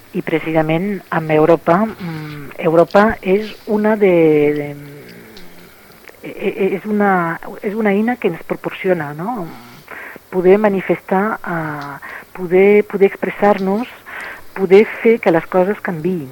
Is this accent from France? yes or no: yes; France; moved away; com a francesa